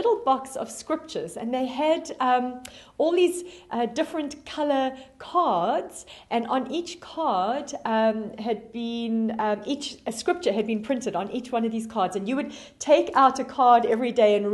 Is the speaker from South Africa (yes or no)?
yes; South Africa; moved away; you can hear from my accent, that I am originally from South Africa. And when I was 8 years old, I had a wonderful grade school teacher in South Africa